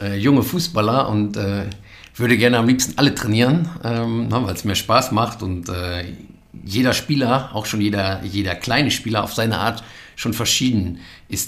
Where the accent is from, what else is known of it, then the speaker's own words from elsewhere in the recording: Geldern, North Rhine-Westphalia, Germany; moved away as an adult; also born or lived in Neukirchen-Vluyn; now in Cologne, Germany; ich bin in Geldern geboren am Niederrhein ähm, und aufgewachsen, sehr idyllisch äh, in einem kleinen Dorf. Schapüsen nennt sich das.